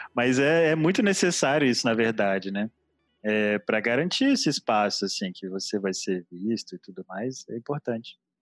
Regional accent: Espírito Santo, Brazil; nós somos do Espírito Santo

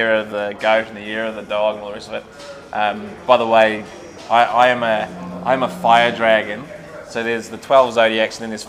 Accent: Dunedin, Otago, New Zealand; moved away; I'm just a little kid from Dunedin

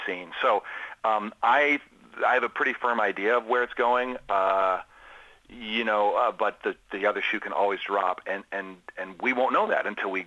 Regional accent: Washington, District of Columbia, United States; I'm from Washington, D.C., so I'm a Caps fan

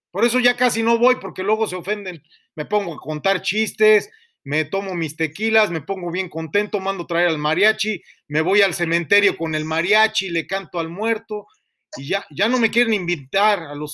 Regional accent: United States; born there; Sí, pues sí, yo, yo nací en los Estados Unidos, hasta usted no lo sabía.

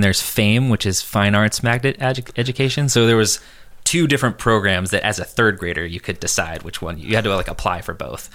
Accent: San Diego, California, United States; also born or lived in San Francisco; I grew up in California my whole life

